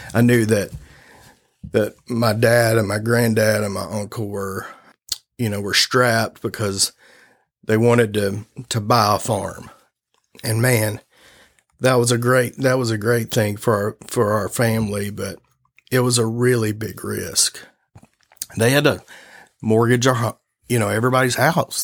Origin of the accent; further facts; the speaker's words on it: Augusta, Arkansas, United States; growing up in Augusta and being from, from Augusta, uh, growing up on a farm